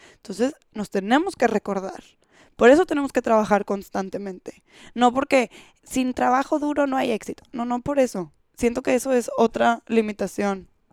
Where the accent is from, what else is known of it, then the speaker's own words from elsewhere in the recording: Monterrey, Nuevo León, Mexico; en México, en Monterrey, de donde yo soy